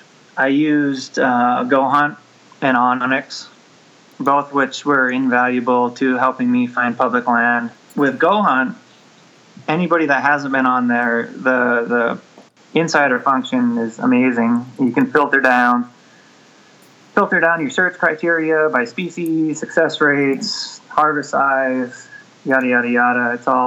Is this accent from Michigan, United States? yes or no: yes; northern Michigan, United States; moved away as an adult; now in eastern Washington, United States; Where I grew up in the Midwest, everything was public, almost. Yeah, I grew up in northern Michigan, as far north as you can go, and there's a lot of public land. And then out here, it was a change of pace, especially where we live in eastern Washington.